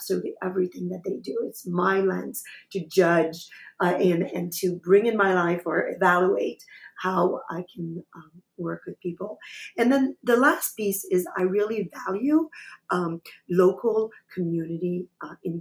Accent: Quebec, Canada; I am from Canada, from Quebec, and I'm a French speaker.

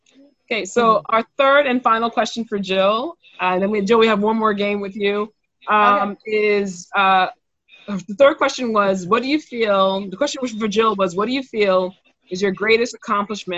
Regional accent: New York City, New York, United States; also born or lived in Trinidad; I'm from Brooklyn, New York

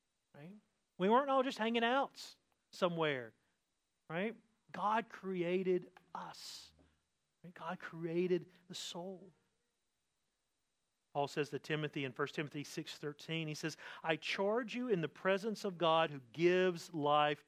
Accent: the South, United States; I come from the South.

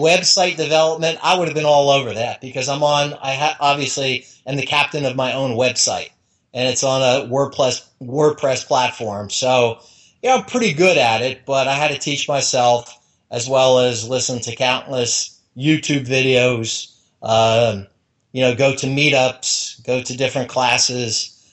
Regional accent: New Jersey, United States; now in Florida, United States; even though I've lived in Florida 30 years, I grew up in New Jersey

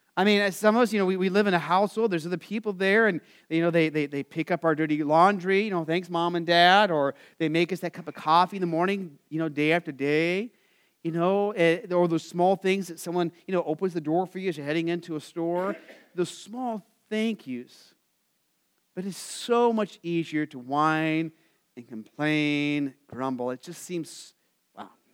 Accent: Phoenix, Arizona, United States; I grew up in Phoenix

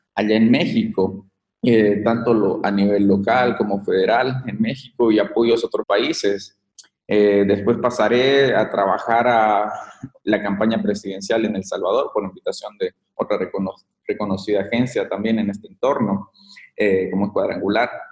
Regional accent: Bolivia; moved away as an adult; salí de, de Bolivia

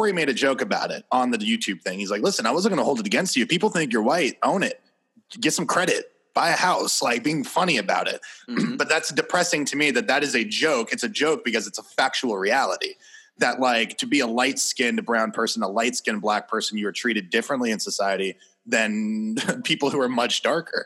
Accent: Puerto Rico; I'm Puerto Rican. I'm American and I'm Puerto Rican.

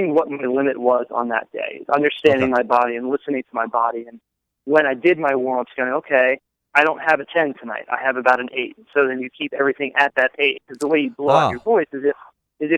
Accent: New Jersey, United States; moved away; also born or lived in Philadelphia / Baltimore / North Carolina; I'm originally from Philadelphia and grew up in South Jersey

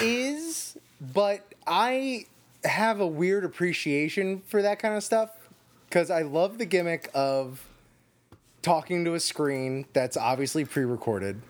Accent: Florida, United States; I grew up in Florida

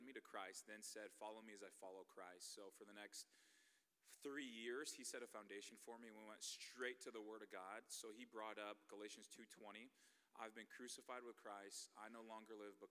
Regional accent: Bay Area, California, United States; moved away as an adult; also born or lived in Nebraska; I'm from the Bay Area.

